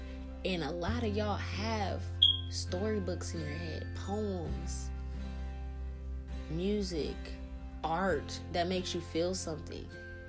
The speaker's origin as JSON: {"language": "English", "town": "New Orleans", "region": "Louisiana", "country": "United States", "moved": "yes", "lives_now": "Pacific Northwest, United States", "said": "I came up to where I live now from the south. I'm in Pacific Northwest. I came from New Orleans, the bottom of the boot, the bottom, where it's murder and killings and you be lucky to live to a certain fucking age."}